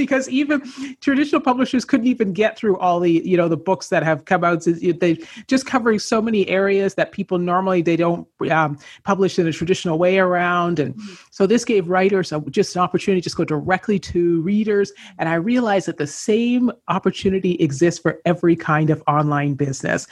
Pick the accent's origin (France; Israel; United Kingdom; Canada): Canada; moved away as an adult; also born or lived in Los Angeles, United States; I grew up in Canada.